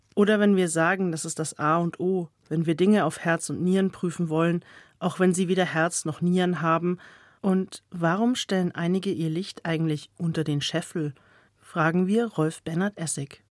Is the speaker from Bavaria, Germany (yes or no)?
yes; Bavaria, Germany; bei uns in Bayern